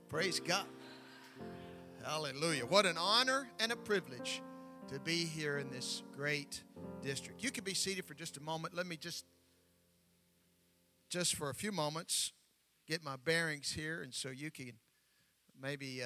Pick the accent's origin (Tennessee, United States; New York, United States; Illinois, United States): Tennessee, United States; I'm from Tennessee, and they have a thing down there called Southern hospitality